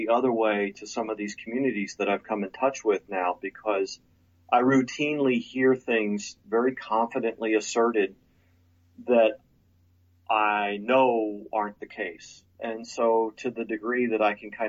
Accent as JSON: {"language": "English", "area": "Lower Bucks County", "region": "Pennsylvania", "country": "United States", "tie": "born or raised there", "said": "I was born and raised outside Philadelphia, Pennsylvania, in a part of the country, Lower Bucks County, Pennsylvania."}